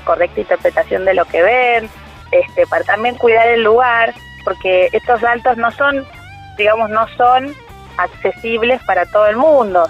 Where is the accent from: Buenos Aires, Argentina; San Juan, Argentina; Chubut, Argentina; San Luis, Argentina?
San Luis, Argentina; yo no nací en Trapiche, sino que soy puntana, yo nací en San Luis